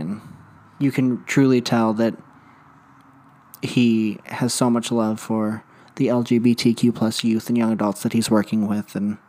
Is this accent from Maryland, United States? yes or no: no; Phoenix, Arizona, United States; Growing up in Phoenix, Arizona, I was fortunate enough to have a loving family that was able to find me different resources after I came out.